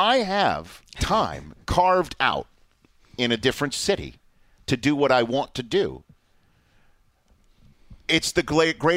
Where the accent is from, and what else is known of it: New York City, New York, United States; born or raised there